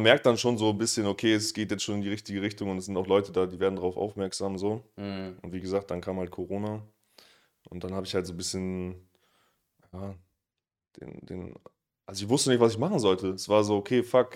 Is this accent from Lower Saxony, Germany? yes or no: yes; Oldenburg, Lower Saxony, Germany; now in Berlin, Germany; ich komme aus Oldenburg